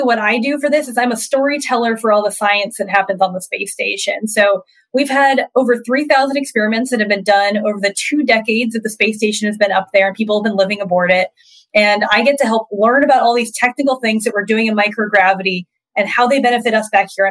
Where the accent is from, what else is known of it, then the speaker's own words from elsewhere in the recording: Florida, United States; growing up in Florida, you could step out in your front yard and see rockets taking off